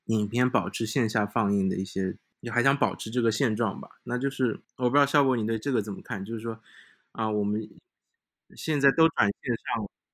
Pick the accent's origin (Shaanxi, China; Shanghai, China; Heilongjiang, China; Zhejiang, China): Shanghai, China; 因为我自己是上海人